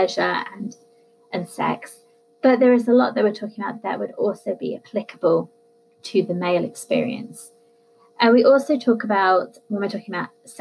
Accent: United Kingdom; I'm British

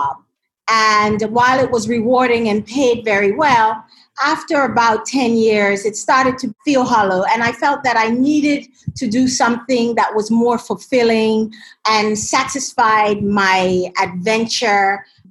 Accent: Jamaica; now in Ghana; I grew up in Jamaica

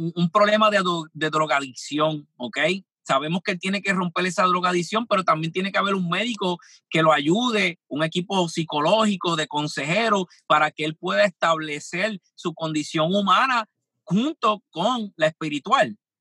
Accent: Puerto Rico; yo soy de Puerto Rico

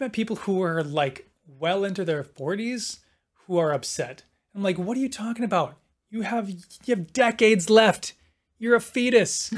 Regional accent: Milwaukee, Wisconsin, United States; moved away; I'm from Milwaukee

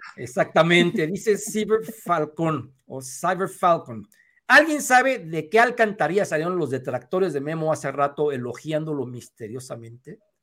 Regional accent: Mexico

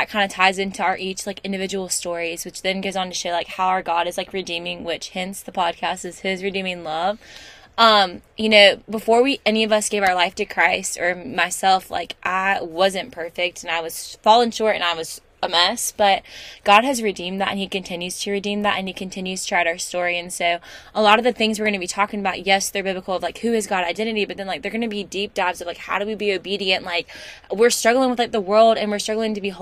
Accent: North Carolina, United States; we're from the good North Carolina

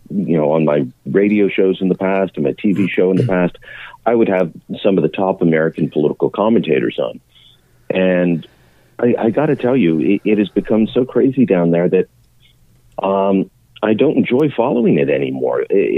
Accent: Canada; beyond what it means for me as a Canadian.

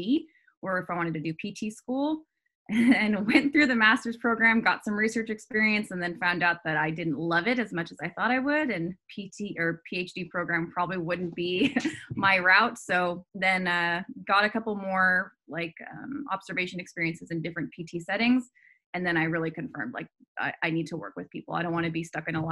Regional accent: California, United States; I'm from California. So I wanted to stay in California.

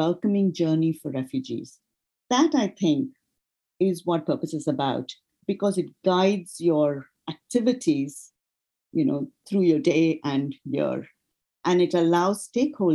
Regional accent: India; moved away as an adult; also born or lived in United States; now in United Kingdom; I was born and raised in India, and my first career launched there.

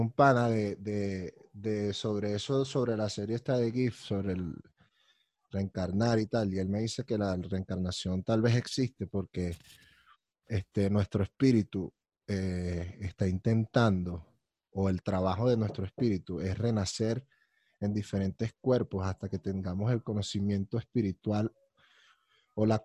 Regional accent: Colombia; Yo soy de Colombia y tal, no sé qué y tal, pim, pum, pam.

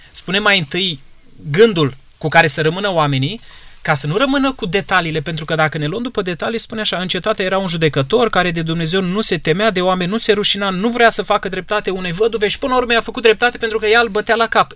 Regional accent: Romania; noi astăzi, ca români

